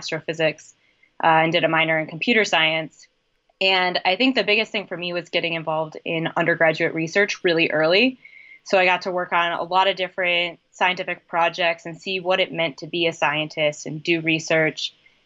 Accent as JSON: {"language": "English", "region": "Wisconsin", "country": "United States", "tie": "born or raised there", "said": "So I grew up in Wisconsin. I was born and bred to be a Wisconsin Badger"}